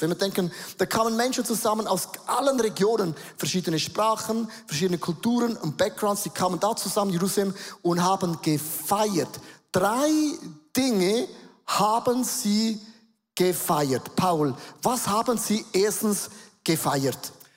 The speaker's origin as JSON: {"language": "German", "country": "Switzerland", "accent": "Swiss German", "first_language": "Swiss German", "second_language": "German", "said": "auf Schweizerdeutsch umstellen, das ist meine Muttersprache"}